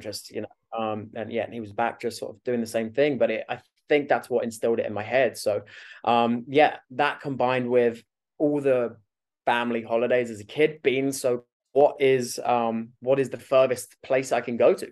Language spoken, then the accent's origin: English; West Malling, South East England, United Kingdom; moved away as an adult; also born or lived in Australia; I'm from Kent.